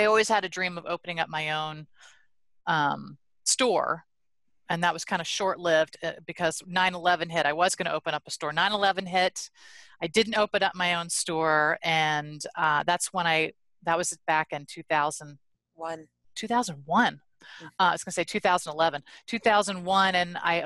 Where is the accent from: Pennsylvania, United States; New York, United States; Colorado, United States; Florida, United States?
Pennsylvania, United States; Pittsburgh; moved away as an adult; also born or lived in Washington; I'm from Pittsburgh, so I moved home